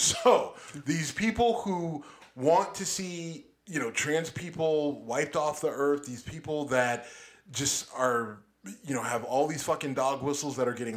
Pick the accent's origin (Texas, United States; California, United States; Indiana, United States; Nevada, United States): Texas, United States; also born or lived in Youngstown, Ohio; I was a kid growing up in Texas